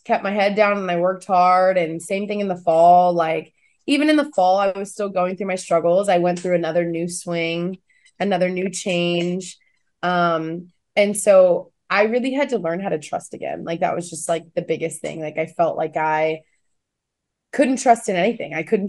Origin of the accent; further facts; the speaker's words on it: Kansas, United States; Like, I'm the girl from Kansas.